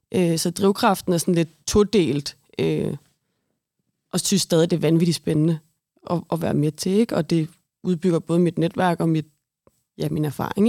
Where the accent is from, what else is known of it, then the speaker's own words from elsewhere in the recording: Brøndby, Capital Region of Denmark, Denmark; Nu er jeg altså, født og opvokset i Brøndby